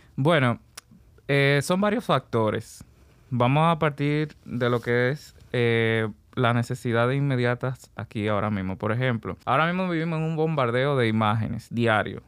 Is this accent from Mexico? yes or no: no; Puerto Plata, Dominican Republic; Vengo de Puerto Plata y a partir de los 16 años ya comienzo a obedecer un llamado artístico